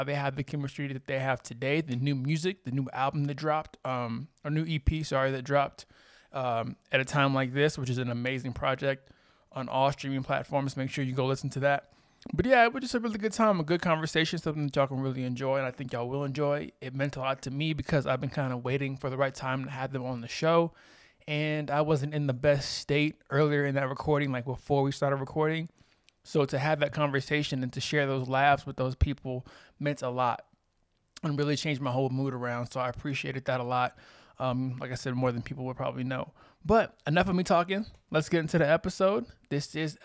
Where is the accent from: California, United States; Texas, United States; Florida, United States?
Texas, United States; moved away; I'm from Texas